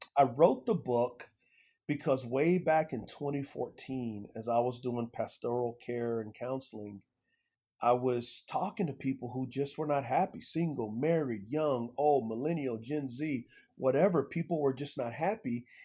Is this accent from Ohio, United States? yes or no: no; San Antonio, Texas, United States; I grew up in San Antonio, Texas